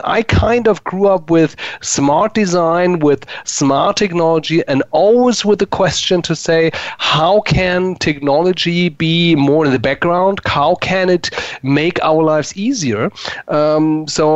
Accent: Frankfurt, Hesse, Germany; English is a second language; moved away as an adult; also born or lived in Munich / Hamburg; now in Berlin, Germany; I was born in Munich, was grown up in Frankfurt, lived near Hamburg for more than 20 years

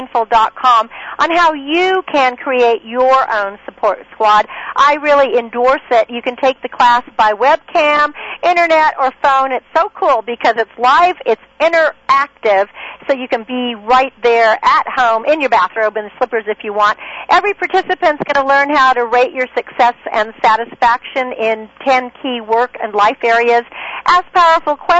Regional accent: Northern California, United States; I grew up on a farm in Northern California

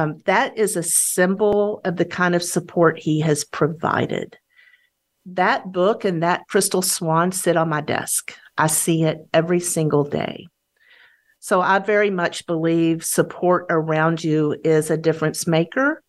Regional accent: Texas, United States; As a Texan, I swore I would never live in Houston

